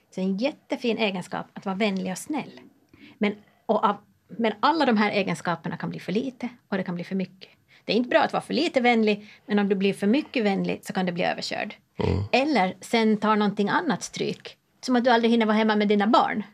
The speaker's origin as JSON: {"language": "Swedish", "country": "Åland Islands", "said": "jag som ålänning"}